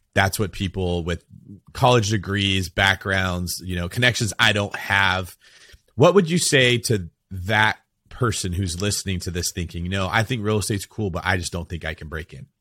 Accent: California, United States

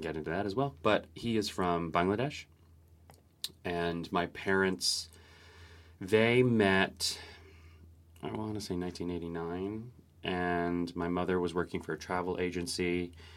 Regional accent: Orange County, California, United States; born or raised there; now in New York City, United States

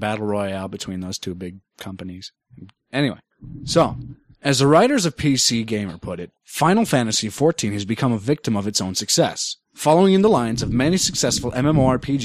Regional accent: Minnesota, United States; I am Minnesotan

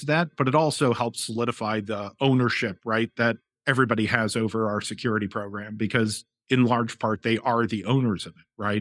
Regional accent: St. Louis, Missouri, United States; moved away as an adult; also born or lived in Boston; now in Philadelphia, United States; I'm actually from Saint Louis

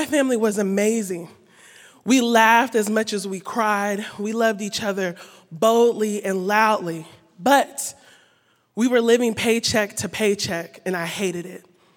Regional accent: Columbus, Ohio, United States; this little black girl growing up in Columbus, Ohio with my two sisters

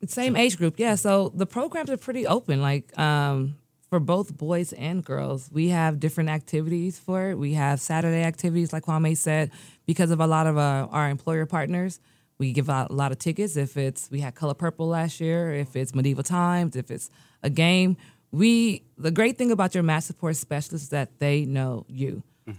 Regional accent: United States; also born or lived in Nigeria; I was born in America. Um, four days later, my parents moved back to Nigeria

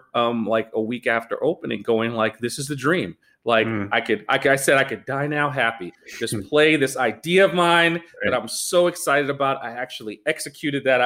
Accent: New York City, New York, United States; moved away as an adult; now in Los Angeles, United States; I was one of those kids around the neighborhood in Brooklyn

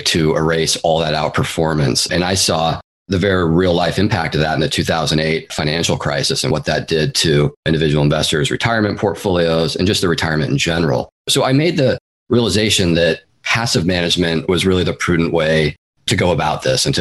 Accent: Seattle, Washington, United States; now in San Francisco Bay Area, United States; I'm originally from the Pacific Northwest. I grew up in the east side of Seattle, actually. And then I moved down to the Bay Area in 2004, where I've been ever since and still am today.

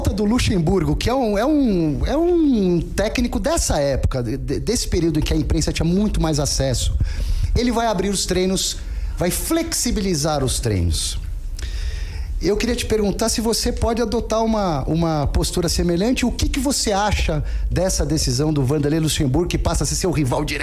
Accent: Brazil; aqui no Brasil

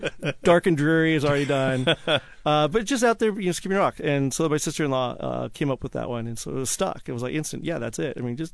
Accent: Snohomish, Washington, United States; Yeah, it's Snohomish. I'm from Snohomish.

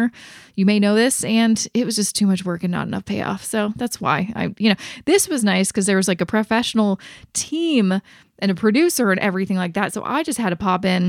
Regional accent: Canada; I'm Canadian

